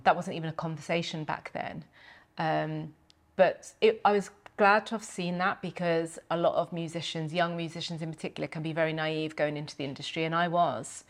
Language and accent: English; Milton Keynes, South East England, United Kingdom; we, we grew up in Milton Keynes